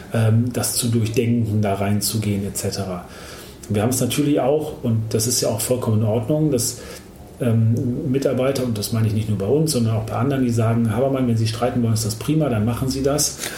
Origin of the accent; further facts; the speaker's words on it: Germany; bei uns in Deutschland